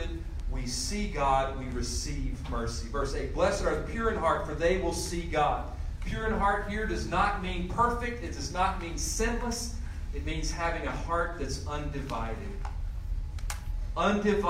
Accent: Greensboro, North Carolina, United States; my hometown of Greensboro, North Carolina

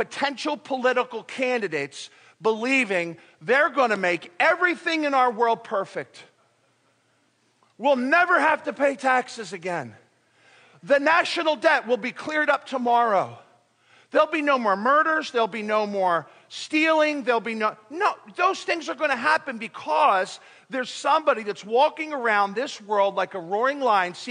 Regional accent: United States; also born or lived in Philippines; I'm an American. I'm proud to be American

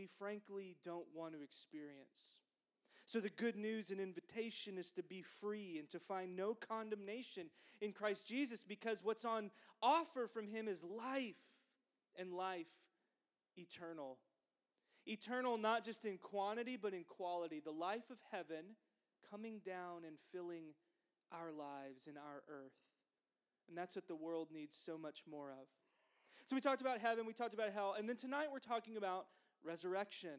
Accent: the South, United States; growing up in the South

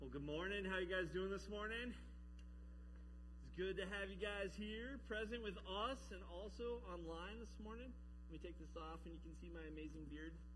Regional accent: Colorado, United States; also born or lived in Michigan; now in Sumner, United States; I grew up in Colorado

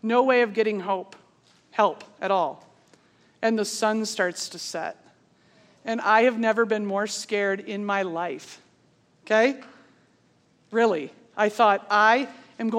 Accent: Pennsylvania, United States; moved away; I'm from Pennsylvania.

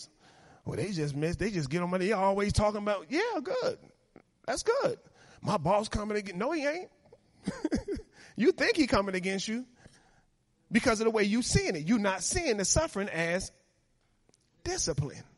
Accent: Chicago, Illinois, United States; moved away; I come from Chicago, live in the neighborhood I live now

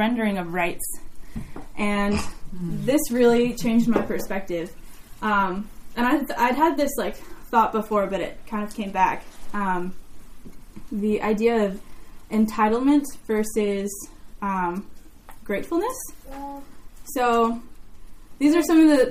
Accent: United States; growing up in America

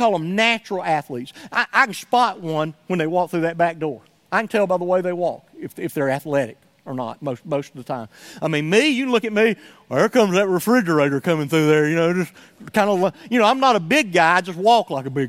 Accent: Somerville, United States; born or raised there; moved away

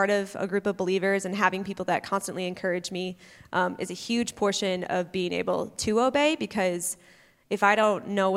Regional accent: North Woods, United States; moved away as an adult; I grew up in the North Woods doing camping and hiking

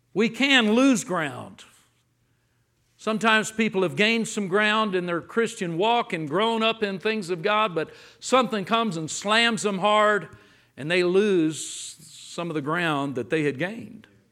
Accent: Los Angeles, California, United States; now in Texas, United States; I grew up in Los Angeles. I now live in Texas

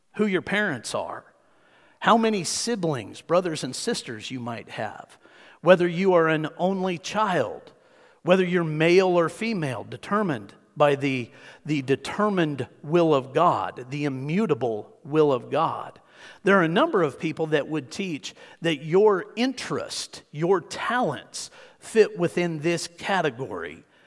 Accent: Hutchinson, Kansas, United States; I grew up in Tornado Alley

